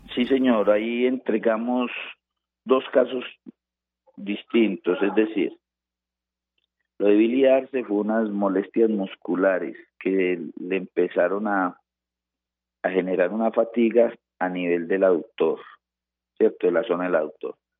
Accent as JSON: {"language": "Spanish", "country": "Colombia", "lives_now": "Manizales, Colombia", "said": "cómo somos los colombianos"}